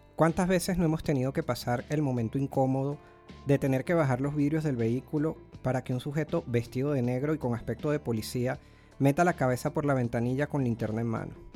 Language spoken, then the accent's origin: Spanish; Caracas, Capital District, Venezuela; yo soy, yo soy de Caracas